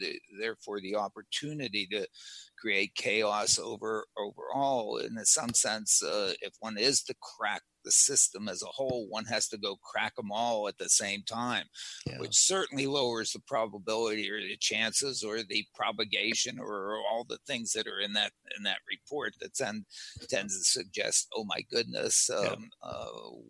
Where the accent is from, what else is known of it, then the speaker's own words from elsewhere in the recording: Pittsburgh, Pennsylvania, United States; I grew up in Pittsburgh